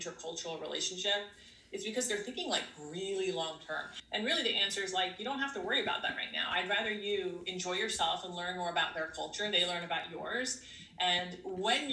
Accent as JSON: {"language": "English", "country": "United States", "tie": "born or raised there", "said": "I'm Greek American. Like I was raised here and my husband is Greek."}